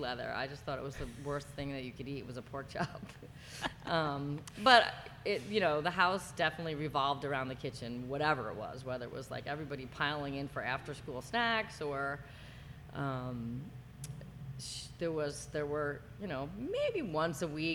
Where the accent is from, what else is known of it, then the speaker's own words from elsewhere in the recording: New Jersey, United States; now in San Francisco, United States; I grew up in New Jersey. I'm a Jersey girl